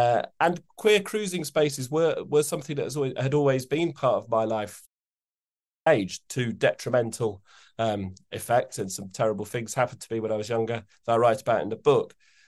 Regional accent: Epping Forest, East of England, United Kingdom; because we come from Epping Forest.

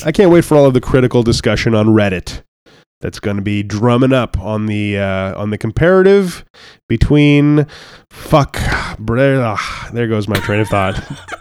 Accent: Canada; I'm Canadian

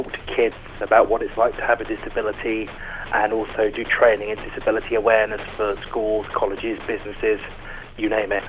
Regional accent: England, United Kingdom; accent: English; I'm English

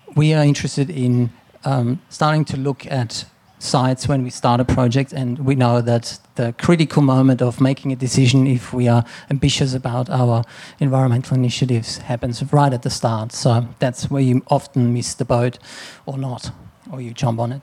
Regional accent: Austria; now in Australia; growing up in Austria around castles and buildings that were sort of built for centuries and to last and coming to Australia

